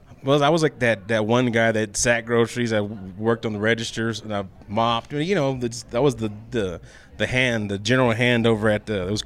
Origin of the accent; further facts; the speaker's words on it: Fort Worth, Texas, United States; Yes, I grew up in Diamond Hill, right in north side Fort Worth.